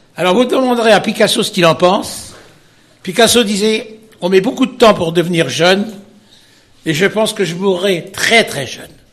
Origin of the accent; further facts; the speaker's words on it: Perche, Centre-Val de Loire, France; je suis né dans le Perche, moi. Je suis né à au Perche et quand j'étais petit, comme tous les gosses de mon enfance, on allait garder les vaches